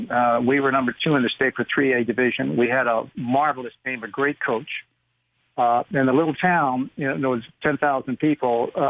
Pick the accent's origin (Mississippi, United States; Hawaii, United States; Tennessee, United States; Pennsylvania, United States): Hawaii, United States; born there; also born or lived in Texas; my dad was in the military. I was born in Hawaii uh, right before World War II started, and uh, and my father then went to the European theater. We we we traveled around the country uh, while he was in the service